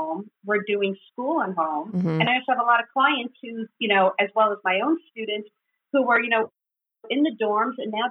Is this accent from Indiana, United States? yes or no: no; New York, United States; moved away as an adult; now in New Jersey, United States; I'm from New York, but I now live in New Jersey